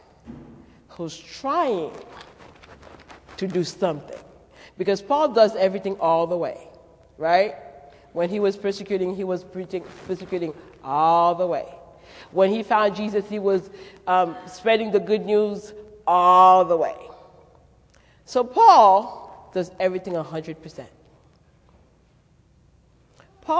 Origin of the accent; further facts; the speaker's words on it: Haiti; accent: French, Haitian, Creole, Brooklyn, New York accent; moved away; also born or lived in Manhattan, New York / Connecticut; I was born in Manhattan, but I grew up in Haiti, so I would spend a school year in Haiti and the summers in New York. So the accent that you're picking up is a French, Haitian, Creole, Brooklyn, New York accent.